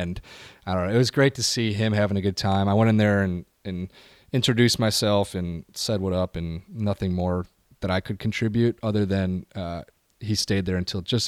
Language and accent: English; Midwest, United States; I'm from the Midwest.